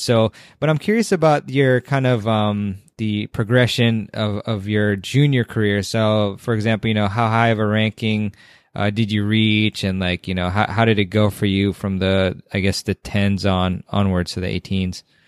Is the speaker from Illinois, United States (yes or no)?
no; Washington, District of Columbia, United States; my hometown is in D C.